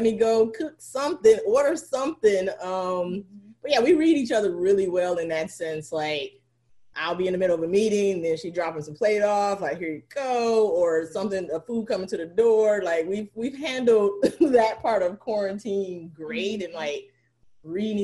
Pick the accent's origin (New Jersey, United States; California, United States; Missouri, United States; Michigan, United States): Michigan, United States; Detroit; I'm from Detroit